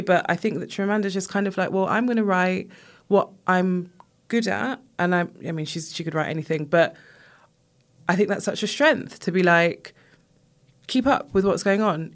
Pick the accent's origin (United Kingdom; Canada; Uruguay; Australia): United Kingdom; England; I was born here, my family from Jamaica